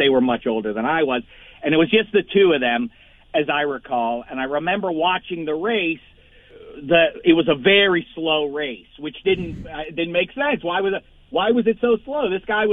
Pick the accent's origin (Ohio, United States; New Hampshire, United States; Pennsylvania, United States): Pennsylvania, United States; Pittsburgh; moved away; couldn't be prouder from a distance to be watching my hometown